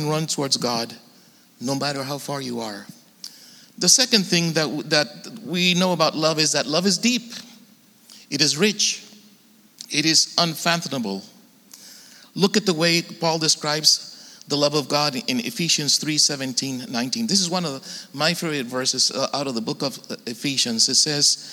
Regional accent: Tijuana, Baja California, Mexico; now in San Diego, United States; I grew up in Tijuana and been living in San Diego for a long time

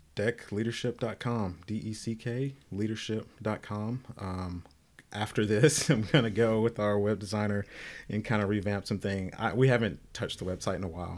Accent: the South, United States; I'm from the South, black, deep spiritual roots in my family

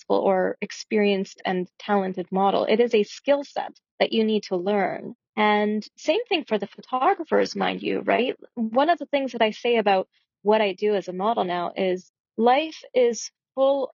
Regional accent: Toronto, Ontario, Canada; moved away as an adult; also born or lived in Ottawa; now in Victoria, Canada; I grew up in Toronto, and that's where I started my modeling career

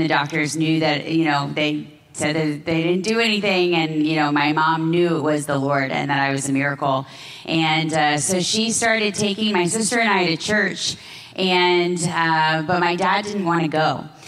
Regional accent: Florida, United States; moved away as an adult; now in Jerusalem, Israel; I grew up in Florida.

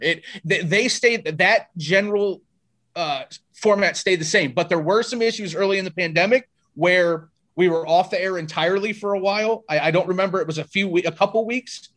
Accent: South Bend, Indiana, United States; now in Las Vegas, United States; I grew up in South Bend

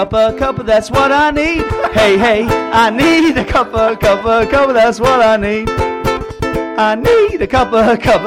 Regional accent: Pontefract, Yorkshire and the Humber, United Kingdom; I'm from Yorkshire, and my growing up was kind of in the ghettos of Pontefract.

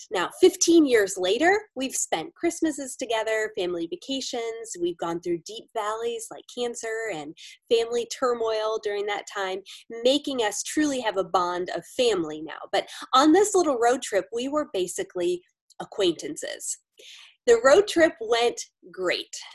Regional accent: Florida, United States; now in Pennsylvania, United States; Both my husband Adam and I grew up in Florida

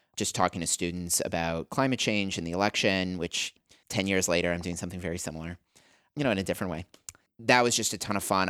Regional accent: Canada; moved away as an adult; also born or lived in Albuquerque, New Mexico, United States; I grew up in Canada

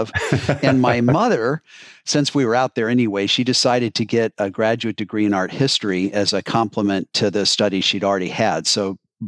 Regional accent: Boulder, Colorado, United States; also born or lived in Ann Arbor, Michigan; now in Cincinnati, United States; And when I was a year old, we moved to Boulder, Colorado, which is where I grew up.

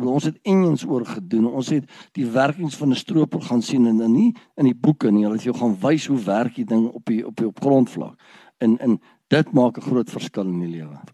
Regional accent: Ermelo, Mpumalanga, South Africa; ek het groot geword in Ermelo. Ek is gebore in Ermelo

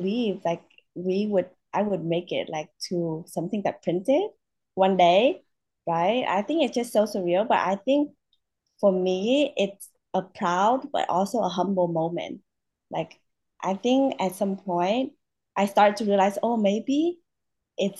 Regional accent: Vietnam; now in United States; I'm from Vietnam

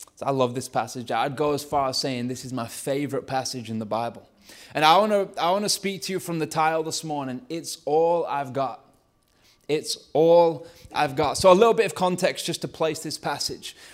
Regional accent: Lancashire, North West England, United Kingdom; accent: Lancashire; my Lancashire accent

